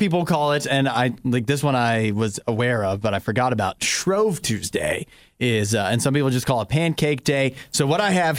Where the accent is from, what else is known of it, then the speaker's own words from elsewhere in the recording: Maryland, United States; So I grew up in Maryland, right near that area.